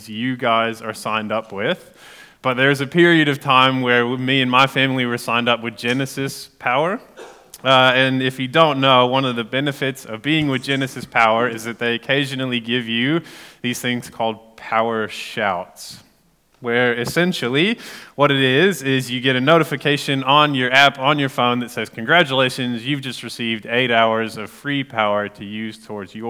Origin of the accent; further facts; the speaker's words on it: United States; moved away as an adult; now in Gore, New Zealand; I'm American